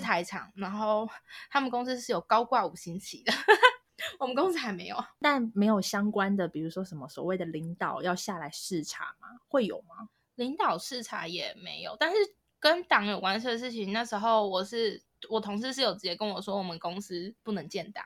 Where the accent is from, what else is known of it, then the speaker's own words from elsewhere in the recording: Taiwan; moved away as an adult; now in Shanghai, China; 就要跟我们台湾人也要一起去上